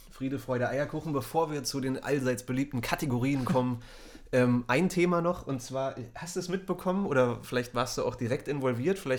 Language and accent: German; Berlin, Germany; born there; bin gebürtiger Berliner und du auch